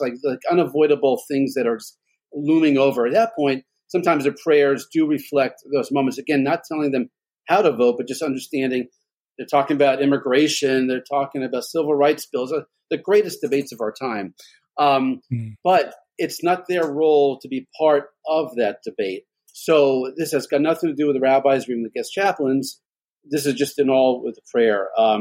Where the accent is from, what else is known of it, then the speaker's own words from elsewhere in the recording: Washington, District of Columbia, United States; also born or lived in Prince George's County, Maryland / Oxon Hill, Maryland / Greenbelt, Maryland; now in Northern Virginia, United States; I grew up in the Washington, D.C. area. So I'm a lifelong Washingtonian